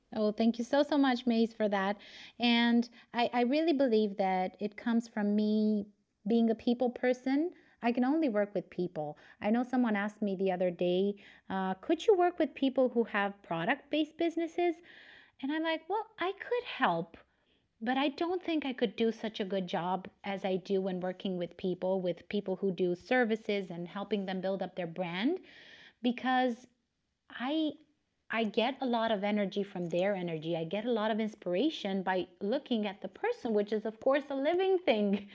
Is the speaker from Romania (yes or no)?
yes; Romania; English is a second language; I was born and raised in Romania